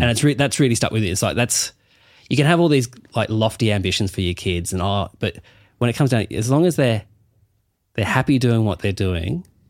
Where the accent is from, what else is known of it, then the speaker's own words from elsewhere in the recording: Burnie, Tasmania, Australia; I'm from Burnie